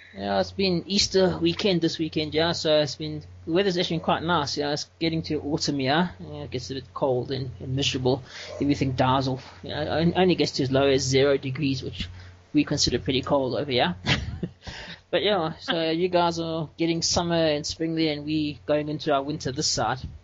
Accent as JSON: {"language": "English", "country": "South Africa", "said": "I'm from South Africa"}